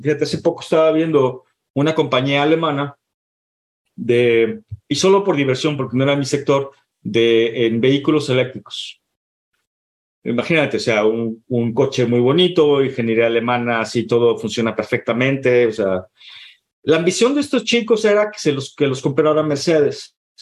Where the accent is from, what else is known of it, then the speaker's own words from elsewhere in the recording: Guadalajara, Jalisco, Mexico; moved away as an adult; now in San Francisco, United States; Yo soy, yo soy mexicano, yo soy de, de Guadalajara